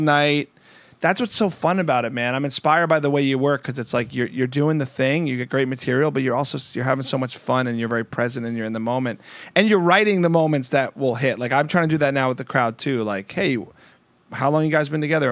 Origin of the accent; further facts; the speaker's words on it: United States; also born or lived in New Jersey; I'm from New York and New Jersey